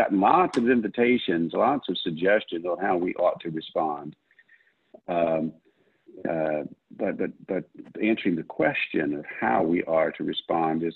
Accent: United States; I am an American

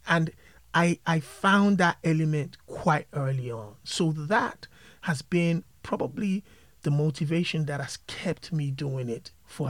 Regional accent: Nigeria; moved away; Growing up in Nigeria, growing up in Africa, at the early ages, we were all huge fans of hip-hop and R&B and pop and all of these things.

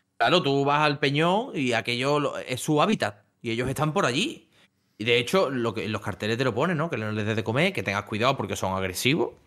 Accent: Seville area, Andalusia, Spain; accent: Andalusian; aquí en la zona de Sevilla, cuando la S y la T van juntas, pues solemos como lanzarla un poquito

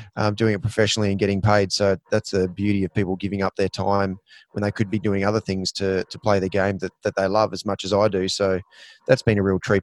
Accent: Queensland, Australia; as a Queenslander

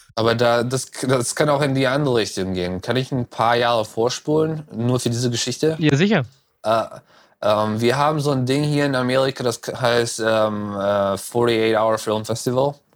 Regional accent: North Rhine-Westphalia, Germany; moved away as an adult; also born or lived in Düsseldorf / Cologne / Berlin / Frankfurt; now in Los Angeles, United States; Äh, ich komme aus Düsseldorf. Ich bin in Hahn geboren.

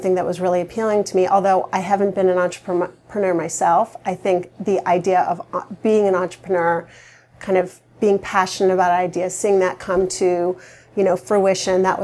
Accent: Vermont, United States; I grew up in Vermont

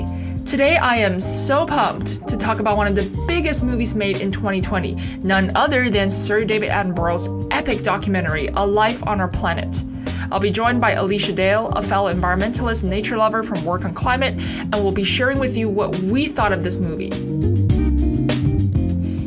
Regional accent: Beijing, China; I was born and raised in Beijing

